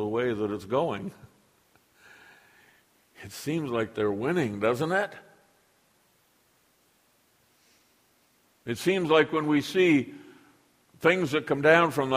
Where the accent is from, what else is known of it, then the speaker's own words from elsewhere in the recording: United States; now in Canada; I'm an American